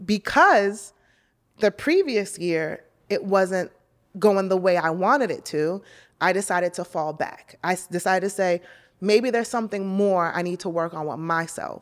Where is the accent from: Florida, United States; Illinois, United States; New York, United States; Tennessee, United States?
New York, United States; now in Los Angeles, United States; I'm a New Yorker